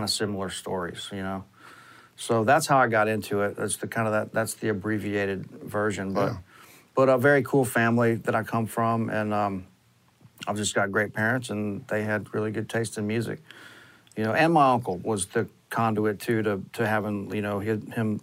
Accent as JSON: {"language": "English", "region": "Gulf Coast", "country": "United States", "tie": "born or raised there", "said": "I was very lucky growing up on the Gulf Coast"}